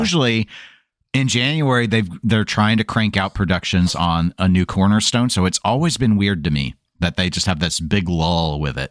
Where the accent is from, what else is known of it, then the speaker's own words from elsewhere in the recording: Midwest, United States; accent: Midwestern; people are really making fun of my Midwestern accent lately